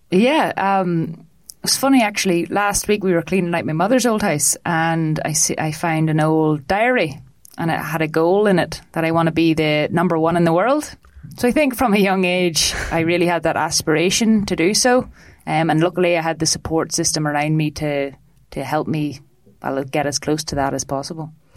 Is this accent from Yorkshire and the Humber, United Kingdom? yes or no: no; foothills of the Mourne Mountains, Northern Ireland, United Kingdom; now in Dublin, Ireland; from northern ireland um, in the little foothills of the mourne mountains